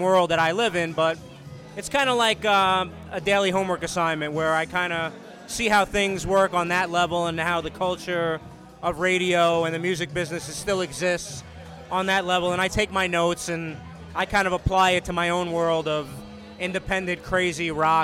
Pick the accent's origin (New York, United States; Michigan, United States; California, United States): New York, United States; Brooklyn; also born or lived in Jersey City; now in Staten Island, United States; I grew up in Brooklyn, and I'm used to being surrounded by people